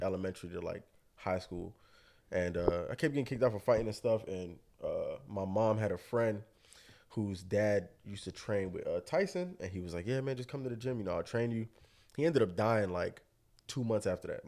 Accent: Hollywood, Florida, United States; I'm born and bred out here in Florida. I'm from Hollywood.

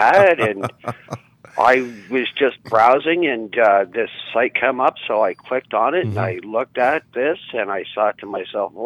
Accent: Mississauga, Ontario, Canada; moved away as an adult; now in Peterborough, Canada; here in Peterborough, where I currently reside, like I grew up out in Mississauga, mm-hmm. I moved out here about 10 years ago.

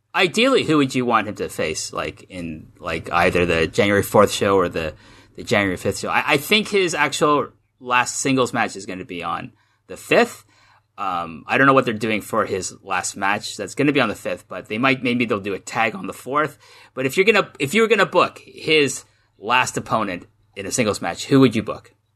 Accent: Canada; moved away as an adult; now in Japan; I grew up in Canada

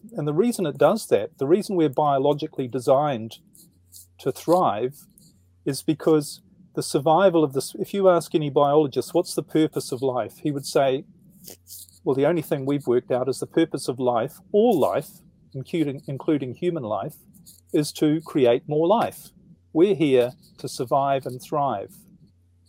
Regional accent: New Zealand; now in Netherlands; I'm in the Netherlands at the moment, but originally I'm from New Zealand.

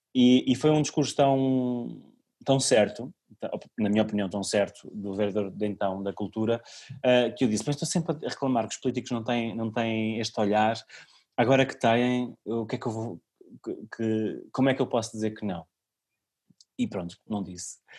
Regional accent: Cem Soldos, Santarém District, Portugal; meu contributo para a minha aldeia

